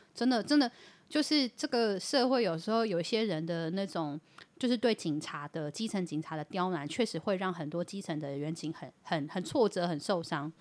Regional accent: Yilan County, Taiwan; 我们宜兰人

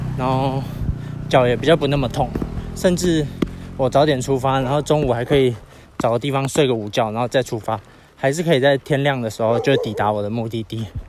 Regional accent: Yilan County, Taiwan; 我也是宜兰人

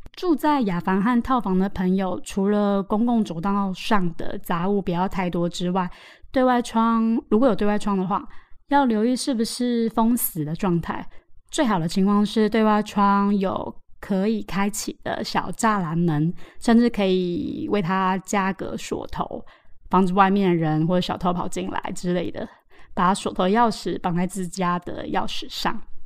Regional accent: Taoyuan, Taiwan; now in Taipei, Taiwan; 我们桃园老家

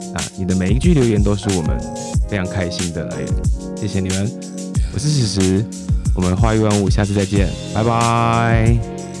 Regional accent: Zhutian, Pingtung County, Taiwan; 我小时候住在竹田乡，屏东的竹田乡

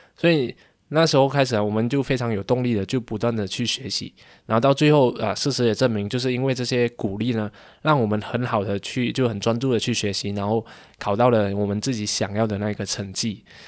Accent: Malaysia; 十六岁的时候吧，就是中学是，form four， 就是马来西亚 form four

